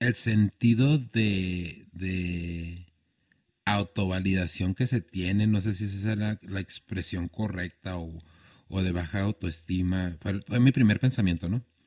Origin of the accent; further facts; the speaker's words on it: Chihuahua, Mexico; also born or lived in Horizontes del Sur; crecí en un barrio como La Zapata, que después me fui a vivir a Horizontes